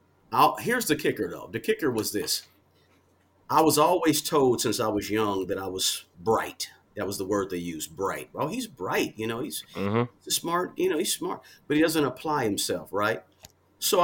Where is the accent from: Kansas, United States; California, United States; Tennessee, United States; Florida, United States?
Kansas, United States; Kansas City; I'm from Kansas City area, Kansas City, Kansas, to be exact.